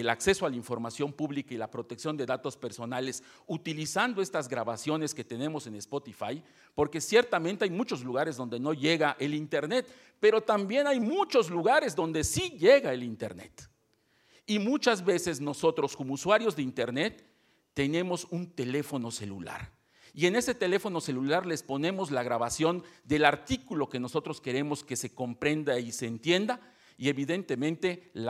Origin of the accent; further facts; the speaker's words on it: Yucatán, Mexico; Por algo se dice que Yucatán es otro país. No, no es cierto. Somos mexicanos. Y somos tan mexicanos que profundamente amamos esta tierra